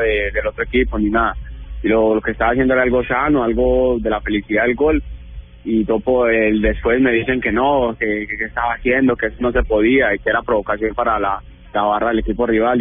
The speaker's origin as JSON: {"language": "Spanish", "country": "Colombia", "moved": "as an adult", "lives_now": "Italy", "said": "aquí ya saben que soy colombiano"}